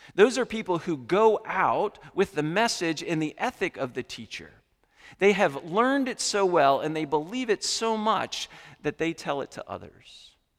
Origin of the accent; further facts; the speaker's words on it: New England, United States; I'm from New England